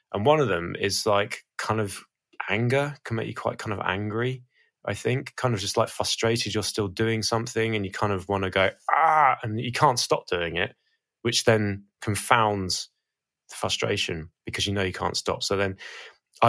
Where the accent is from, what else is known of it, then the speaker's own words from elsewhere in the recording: Portsmouth, South East England, United Kingdom; I come from Portsmouth